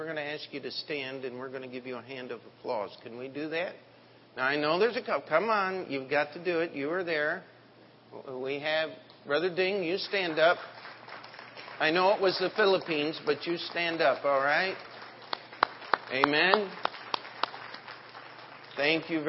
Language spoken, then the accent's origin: English; United States; I am an American